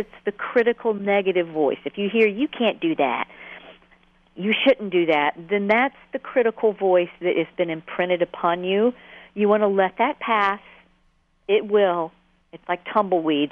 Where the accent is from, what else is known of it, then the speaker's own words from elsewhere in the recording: Atlanta, Georgia, United States; I grew up in Atlanta, which you can probably hear.